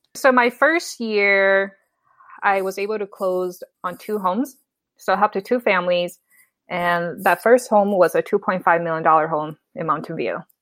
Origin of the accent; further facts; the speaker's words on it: Minnesota, United States; moved away as an adult; also born or lived in Bay Area, California; now in San Jose, United States; I was born and raised in Minnesota, so after I got my bachelor's degree, I moved to the Bay Area